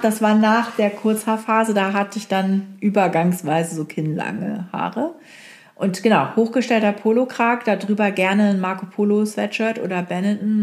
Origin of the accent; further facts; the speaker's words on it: Oldenburg, Lower Saxony, Germany; moved away; also born or lived in Hamburg; in Oldenburg, äh, wo ich aufgewachsen bin